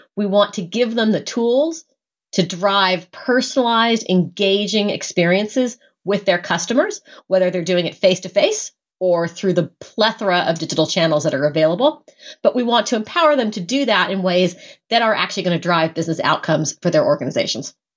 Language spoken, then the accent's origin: English; United States; an American who grew up with all